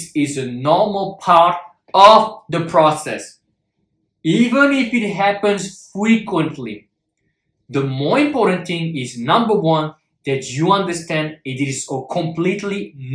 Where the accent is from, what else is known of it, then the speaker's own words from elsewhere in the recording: Paris, Île-de-France, France; moved away as an adult; also born or lived in Shanghai, China; I'm originally from Paris